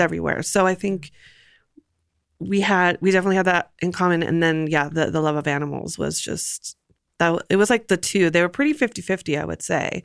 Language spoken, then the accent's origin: English; Los Angeles, California, United States; moved away as an adult; also born or lived in Santa Monica, California / Burbank, California; now in Portland, United States; born and raised in L